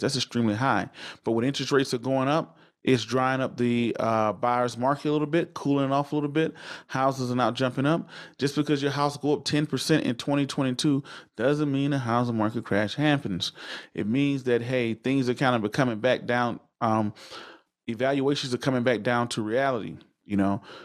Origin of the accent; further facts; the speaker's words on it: the South, United States; I come from the South, from the country, where people didn't purchase their first home till they was in their late forties and fifties